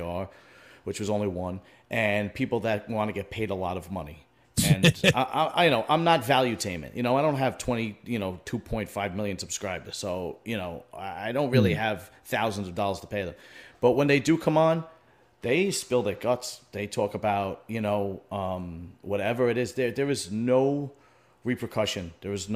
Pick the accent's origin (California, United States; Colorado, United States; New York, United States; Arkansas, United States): New York, United States; New York City; I grew up in Bentonhurst, Brooklyn, during a time where that neighborhood was entrenched